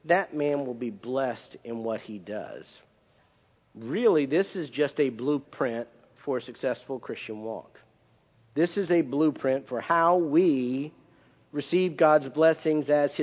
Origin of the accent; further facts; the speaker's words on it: Perry, Florida, United States; I grew up in Perry, which is, as many of you know, I've said that before, it's just up 19, about 4 hours